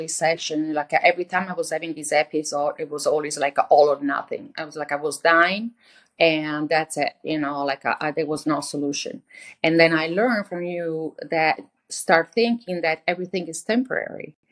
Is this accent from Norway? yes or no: no; Italy; moved away; I'm from Italy